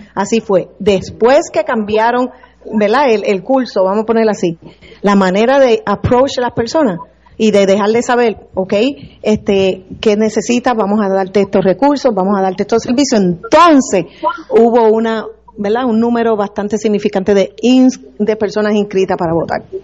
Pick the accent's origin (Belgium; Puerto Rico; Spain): Puerto Rico; now in Florida, United States; nací, fui criada aquí en Puerto Rico